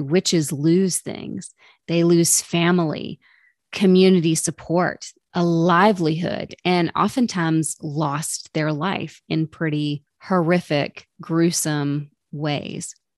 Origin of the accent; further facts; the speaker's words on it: the South, United States; I'm from the South